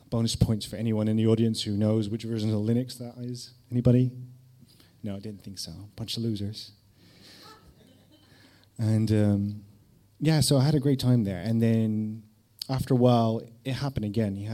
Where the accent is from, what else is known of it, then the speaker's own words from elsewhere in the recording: Netherlands; English is a second language; I was from Holland, I was living there with my mum, and I would visit my dad in various cities in the UK, such as Manchester, Woking, Lancing, my favourite, near Brighton.